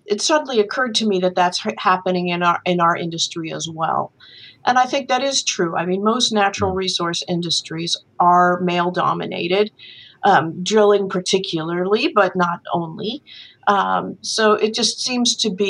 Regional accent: New York, United States; I grew up in New York, you know, in a family that in which three of my four grandparents were university educated

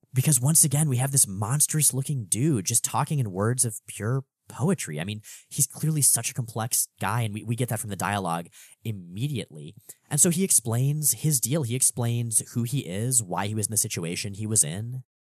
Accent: South Florida, United States; I grew up in South Florida

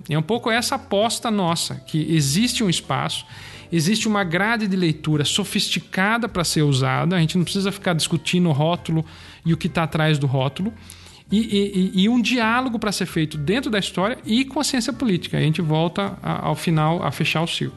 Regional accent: Brazil; Nós somos brasileiros

